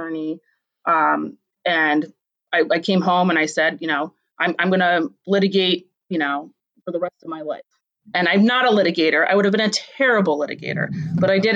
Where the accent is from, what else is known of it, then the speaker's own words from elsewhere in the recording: Columbus, Ohio, United States; also born or lived in Akron, Ohio; for the most of my childhood, I grew up in Columbus